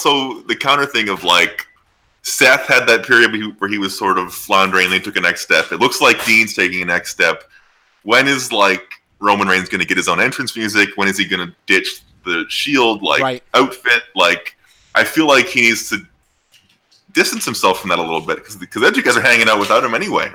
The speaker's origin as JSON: {"language": "English", "country": "Canada", "said": "we're all Canadian white guys"}